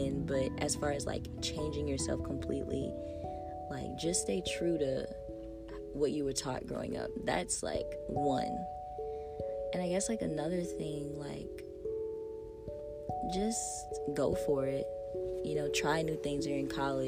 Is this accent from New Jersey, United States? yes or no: no; Raceland, Louisiana, United States; because I'm an in-state student, I'm from Raceland, Louisiana, yes, the dirty south.